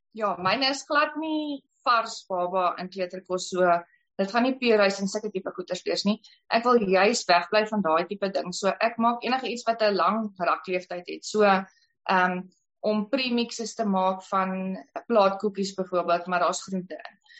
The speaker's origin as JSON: {"language": "Afrikaans", "town": "Paarl", "region": "Western Cape", "country": "South Africa", "moved": "yes", "lives_now": "Kuruman, South Africa", "said": "ek kom van die Parel af"}